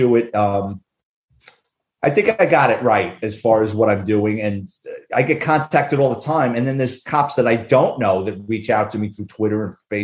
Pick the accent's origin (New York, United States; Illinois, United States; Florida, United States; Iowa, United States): New York, United States; New York City; I grew up in the Bronx